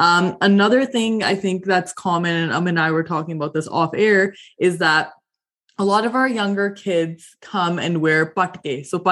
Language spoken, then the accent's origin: English; Canada; as a South Asian growing up in Canada, you have a bit of an identity crisis, right?